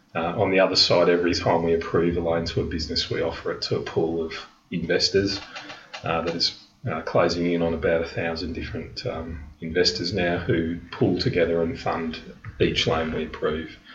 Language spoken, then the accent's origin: English; Melbourne, Victoria, Australia; moved away as an adult; also born or lived in London; I was born in Melbourne, but I moved to London at a, a pretty young age in my mid 20s